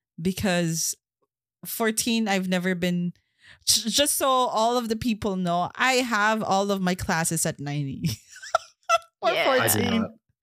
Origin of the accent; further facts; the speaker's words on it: Canada; English is a second language; I'm only the one Canadian here.